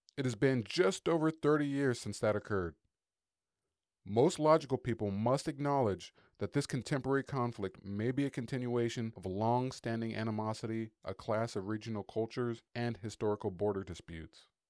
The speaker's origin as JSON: {"language": "English", "country": "United States", "said": "as an American"}